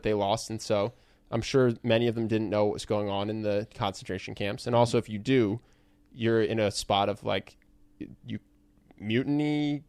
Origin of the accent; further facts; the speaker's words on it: Philadelphia, Pennsylvania, United States; Yeah, so we're from Philadelphia.